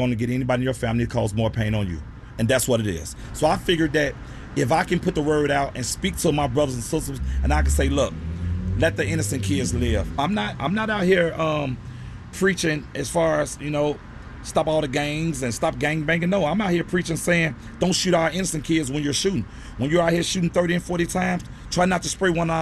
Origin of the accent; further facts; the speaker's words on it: Chicago, Illinois, United States; I grew up near Northside, Cabrini Green area